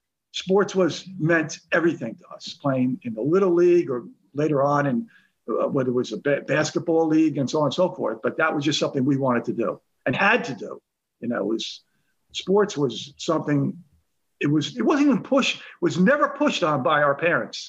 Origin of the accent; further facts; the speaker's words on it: Woodbridge Township, New Jersey, United States; growing up in Woodbridge Township